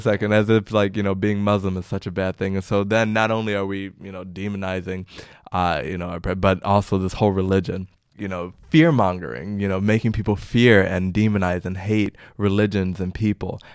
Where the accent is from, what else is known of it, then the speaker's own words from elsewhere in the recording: Chicago, Illinois, United States; moved away as an adult; now in Amsterdam, Netherlands; I hail from Chicago, the windy city